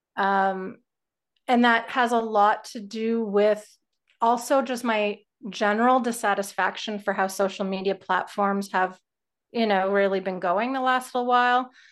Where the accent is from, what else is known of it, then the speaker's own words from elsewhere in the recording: Canada; as a Canadian